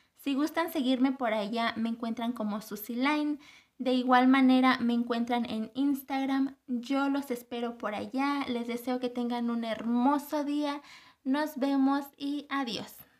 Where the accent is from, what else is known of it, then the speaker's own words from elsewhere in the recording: Guanajuato, Mexico; Soy de Guanajuato, México